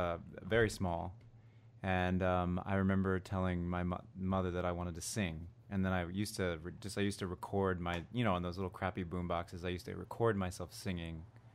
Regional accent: Cleveland, Ohio, United States; also born or lived in Plano, Texas / New Jersey; I claim Jersey and Cleveland.

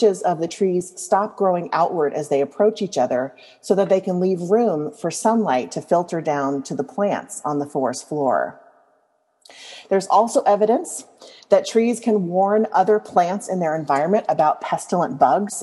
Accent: Louisiana, United States; I grew up in Louisiana

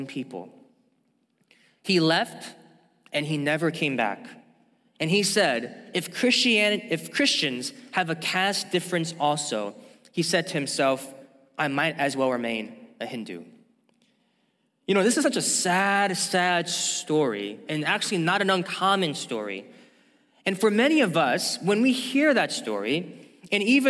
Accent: St. Louis, Missouri, United States; I even remember growing up in St. Louis, Missouri

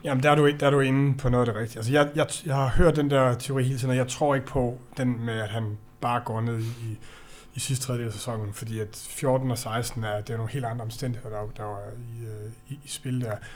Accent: Denmark; jeg er jo dansker

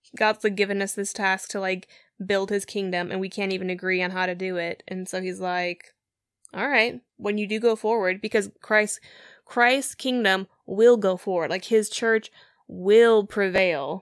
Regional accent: United States

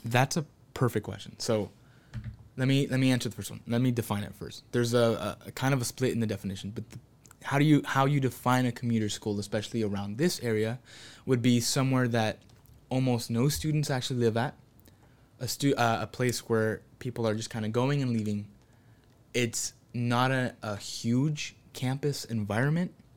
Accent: Santa Ana, California, United States; I'm from Santa Ana

